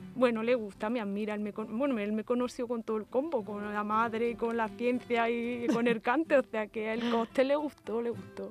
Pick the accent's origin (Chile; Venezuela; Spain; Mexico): Spain; Inaja, donde yo nací y me crié